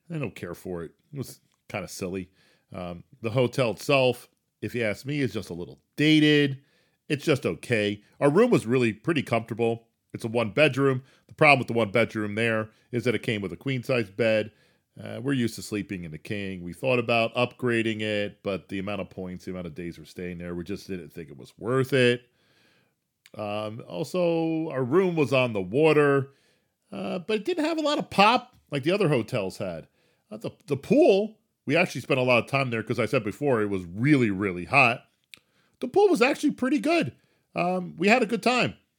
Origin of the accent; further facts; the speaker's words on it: New Jersey, United States; I'm a native New Jerseyan.